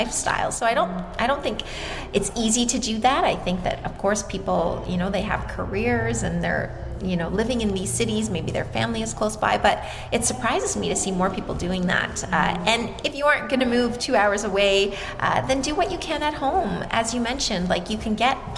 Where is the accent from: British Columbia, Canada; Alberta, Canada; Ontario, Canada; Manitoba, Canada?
Ontario, Canada; Toronto; I'm from Toronto, Canada, so I'm Canadian